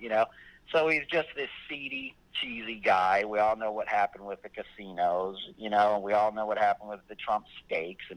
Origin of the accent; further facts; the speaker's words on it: Westchester, New York, United States; also born or lived in Manhattan, New York; I grew up in Westchester outside of the city.